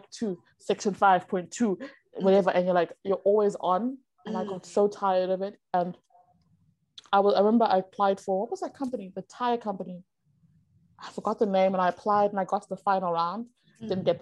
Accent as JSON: {"language": "English", "country": "South Africa", "moved": "as an adult", "lives_now": "China", "said": "as a South African"}